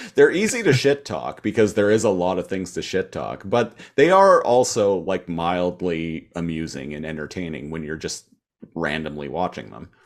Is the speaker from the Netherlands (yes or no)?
no; Canada; as a Canadian